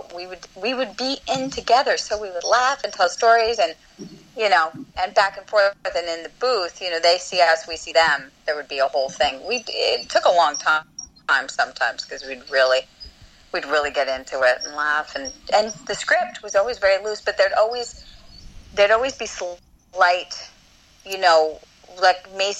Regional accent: Canada; because I was from Second City, so in Canada

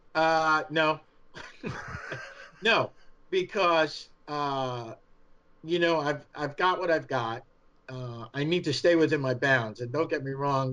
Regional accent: New York, United States; accent: New York; my New York accent

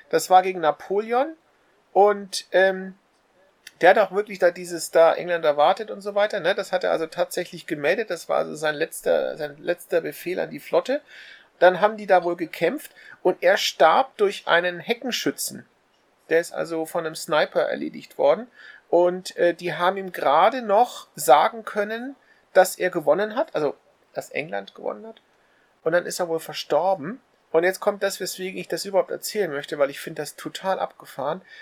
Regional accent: Germany; Ich bin Deutscher und ich habe von Nelson gehört.

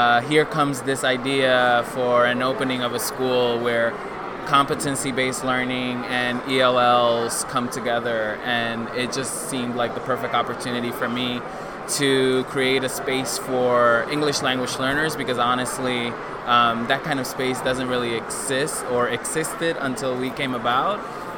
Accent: New York City, New York, United States; English is a second language; also born or lived in Dominican Republic; I grew up in New York City, immigrated with my family from the Dominican Republic when I was five.

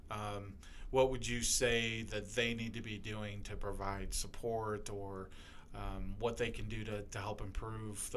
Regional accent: Lorain, Ohio, United States; I grew up in Lorain, Ohio, so a little ways away from here

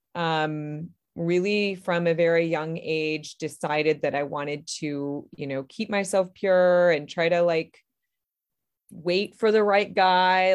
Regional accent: Berrien Springs, Michigan, United States; I am from Berrien Springs, Michigan, which is a little town right beside Lake Michigan and right above the Indiana border. So, kind of right across the lake from Chicago. And I was born here and I've lived here most of my life

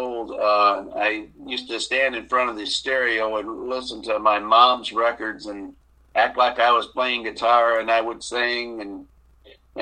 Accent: Gibsonburg, Ohio, United States; also born or lived in Bushnell, Florida; I was born in Ohio, a little town called Gibsonburg

